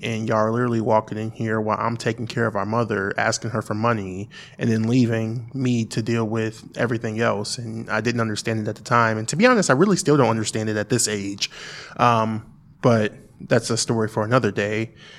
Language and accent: English; Springfield, United States; we relocated back to Springfield.